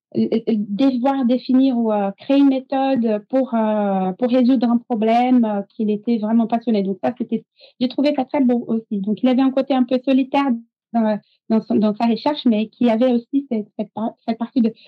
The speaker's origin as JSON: {"language": "French", "region": "São Paulo", "country": "Brazil", "tie": "born or raised there", "also_born_or_lived": "Montpellier, France", "second_language": "French", "moved": "as an adult", "lives_now": "France", "said": "Moi, je suis brésilienne. donc, je suis née au Brésil, à São Paulo"}